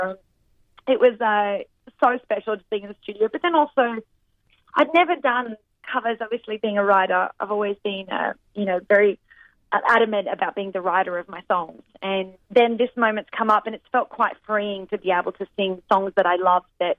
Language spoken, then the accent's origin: English; Australia; accent: Australian; my Australian accent